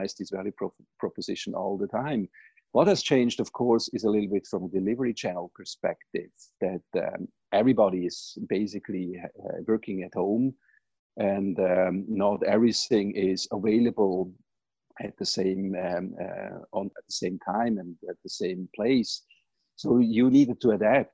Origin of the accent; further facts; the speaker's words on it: Switzerland; moved away as an adult; now in United States; as you most probably can recognize from my accent, I grew up in Switzerland, not here in the US